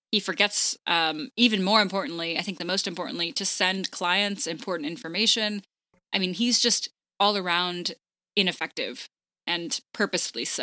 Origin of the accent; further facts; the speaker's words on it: Houston, Texas, United States; Yeah. My hometown.